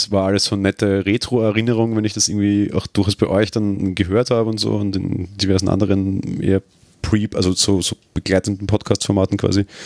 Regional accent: Austria; Na gut, okay, ich bin Österreicher, wir kennen jetzt nicht alle deutschen

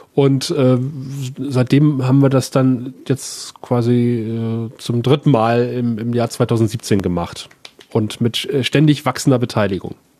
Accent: 35 km south of Aachen, at the Belgian border, North Rhine-Westphalia, Germany; accent: Rheinländer; moved away as an adult; also born or lived in Saxony / Cottbus; ich bin zwar in Aachen geboren, Aachen liegt ja im Rheinland, äh, also im Marienhospital, aber ich bin äh, 35 Kilometer südlich

